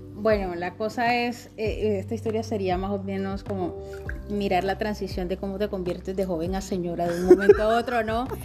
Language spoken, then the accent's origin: Spanish; Magdalena, Colombia; also born or lived in Mompox, Bolívar; yo soy del Pital Magdalena